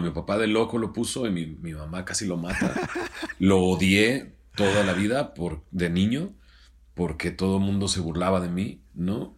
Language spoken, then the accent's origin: Spanish; Monterrey, Nuevo León, Mexico; also born or lived in Scranton, Pennsylvania; soy de Monterrey, soy del 74